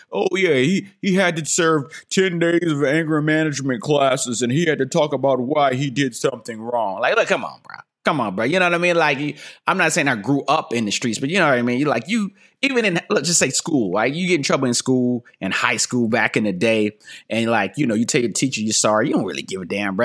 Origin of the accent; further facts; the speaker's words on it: North Carolina, United States; I'm from North Carolina